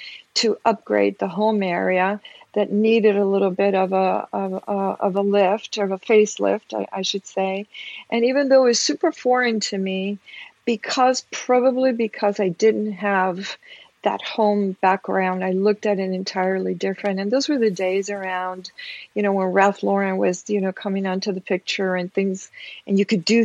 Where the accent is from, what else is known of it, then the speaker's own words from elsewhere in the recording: Peru; moved away; I'm a woman of color. I'm originally from Peru